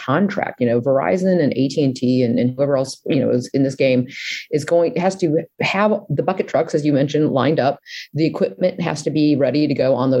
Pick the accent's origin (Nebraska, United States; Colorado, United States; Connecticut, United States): Nebraska, United States; I'm from Nebraska